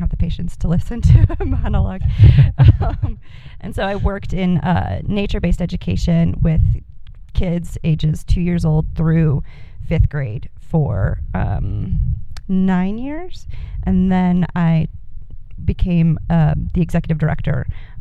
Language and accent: English; Ann Arbor, Michigan, United States; moved away as an adult; also born or lived in Massachusetts; I was born and raised just outside of Ann Arbor, Michigan